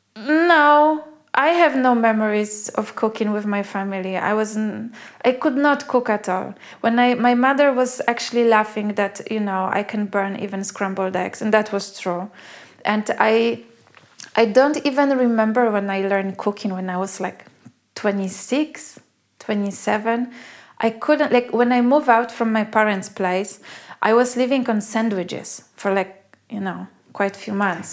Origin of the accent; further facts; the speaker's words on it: Poland; moved away as an adult; also born or lived in Australia; I come from Poland